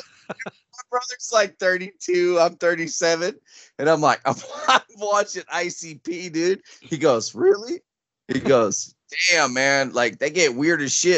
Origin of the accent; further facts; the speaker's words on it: Grapevine, Texas, United States; I grew up in Grapevine.